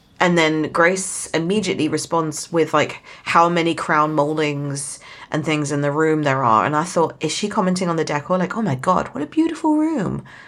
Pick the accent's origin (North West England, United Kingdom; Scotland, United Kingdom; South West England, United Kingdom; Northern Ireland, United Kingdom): South West England, United Kingdom; But for my original accent where I'm from in Somerset, they add an L on the end.